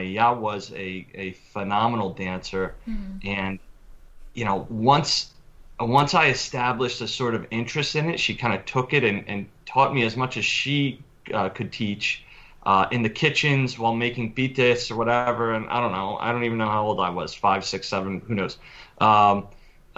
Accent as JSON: {"language": "English", "town": "Media", "region": "Pennsylvania", "country": "United States", "said": "I am from Media, Pennsylvania. We're right outside of Philadelphia."}